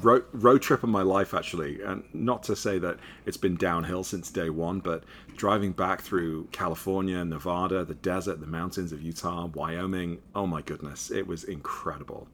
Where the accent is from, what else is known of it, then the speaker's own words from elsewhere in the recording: Liverpool, North West England, United Kingdom; moved away as an adult; also born or lived in New York City; now in United States; I'm from Liverpool, England originally.